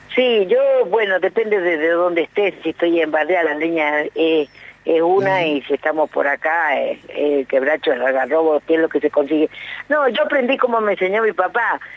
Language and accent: Spanish; San Juan, Argentina; moved away; yo soy sanjuanina